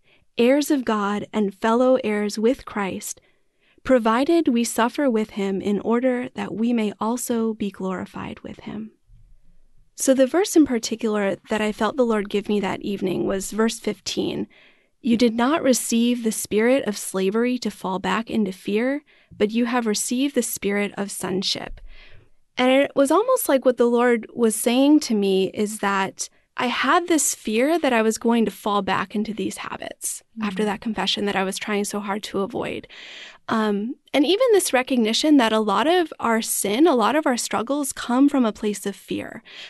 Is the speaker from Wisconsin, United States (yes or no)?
yes; Wisconsin, United States; also born or lived in Pennsylvania / Arizona; now in St. Louis, United States; And I was born in Pennsylvania, but I grew up in Wisconsin and Arizona. So a little bit of a nomadic upbringing, but usually claim Wisconsin as my home.